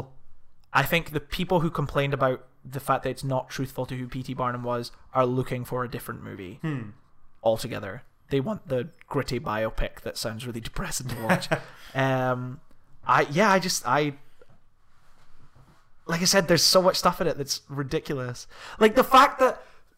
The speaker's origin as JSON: {"language": "English", "region": "Scotland", "country": "United Kingdom", "said": "We're from Scotland"}